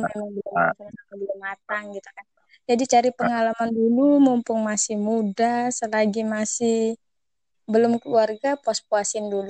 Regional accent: Palembang, South Sumatra, Indonesia; asal daerah dari Sumatera Selatan yaitu Palembang, khususnya di kota Kabupaten Banyuasin

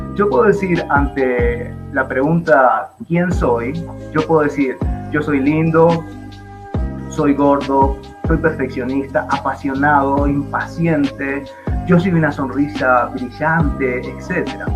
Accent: Buenos Aires, Argentina; now in Bogotá, Colombia; soy argentino, nací en Buenos Aires

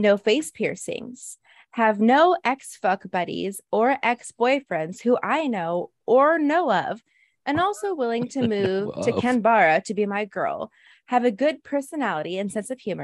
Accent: United States; I grew up in America

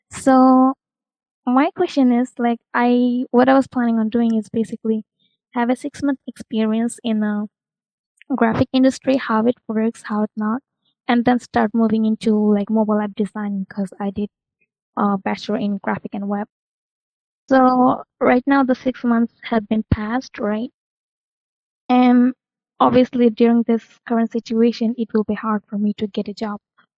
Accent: New York, United States; I'm a recent graduate student and I'm from US, New York.

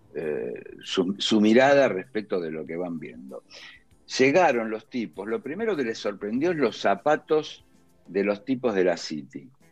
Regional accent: Villa Luzuriaga, Buenos Aires Province, Argentina; moved away as an adult; now in Colegiales, Buenos Aires, Argentina; yo crecí en Villa Luzuriaga, que pertenece a La Matanza

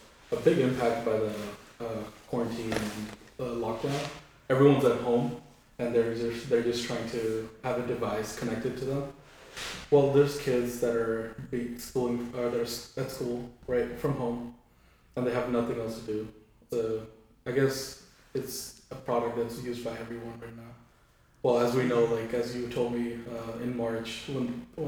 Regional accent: Silicon Valley, California, United States; Living, or growing up in Silicon Valley

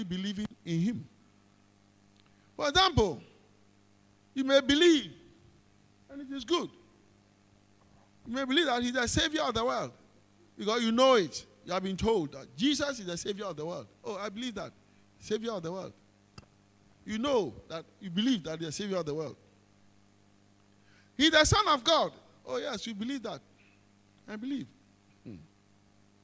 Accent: Ghana; as a Ghanaian

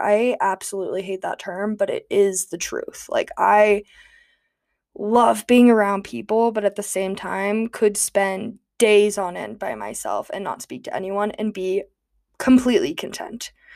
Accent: United States; also born or lived in Gulfport, Mississippi; growing up in Tahoe

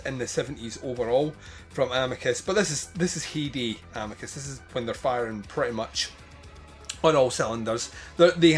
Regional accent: United Kingdom; we're British

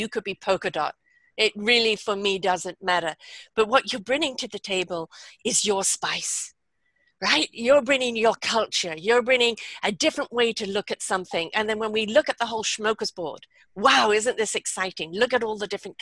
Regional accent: England, United Kingdom; moved away; also born or lived in South Africa / Canada; I was brought up in England, but I had 11 years in South Africa.

